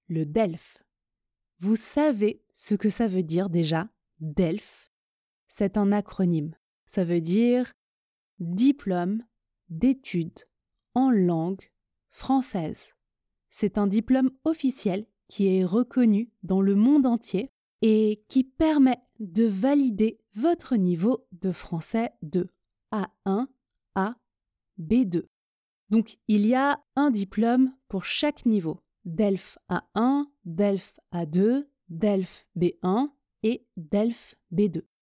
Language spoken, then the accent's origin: French; France; first language French; Je suis française, le français est ma langue maternelle, j'ai un niveau C2 en français.